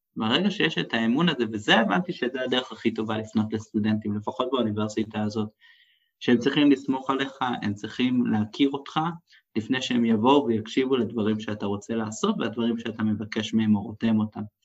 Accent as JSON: {"language": "Hebrew", "country": "Israel", "said": "אני שאני באתי מישראל"}